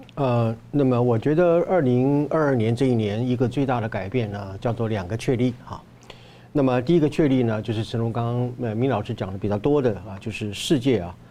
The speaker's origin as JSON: {"language": "Chinese", "country": "Taiwan", "said": "我们台湾人应该要怎么样如何看待自己的台湾"}